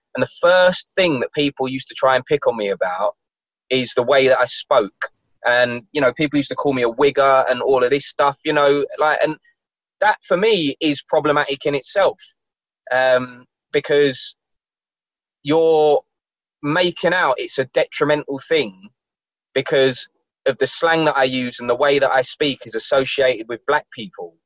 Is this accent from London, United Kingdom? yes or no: yes; London, United Kingdom; when I was growing up in London.